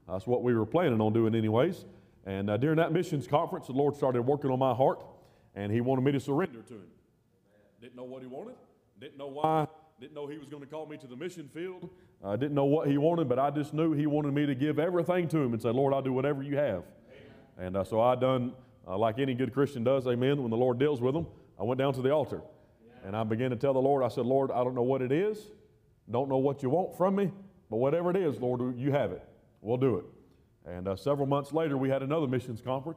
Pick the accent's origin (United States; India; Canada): United States; the South; also born or lived in Cartersville, Georgia; I grew up down there in the South